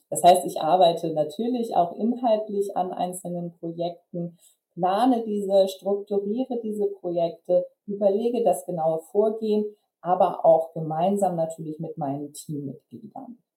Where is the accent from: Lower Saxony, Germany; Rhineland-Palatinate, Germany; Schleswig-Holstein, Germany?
Schleswig-Holstein, Germany; Flensburg; born there; now in Kiel, Germany; Ich bin 29 Jahre alt. Ich bin gebürtig aus Flensburg, also im hohen Norden von Deutschland geboren. Und ich ähm, wohne derzeit in Kiel